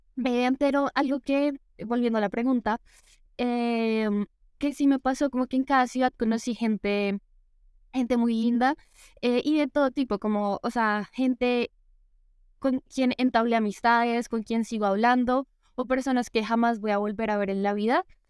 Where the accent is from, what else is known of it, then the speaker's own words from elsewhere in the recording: Bogotá, Colombia; soy de Bogotá